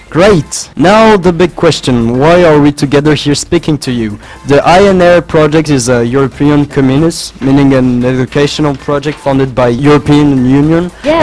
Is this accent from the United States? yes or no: no; France; English is a second language; I'm from the French delegation.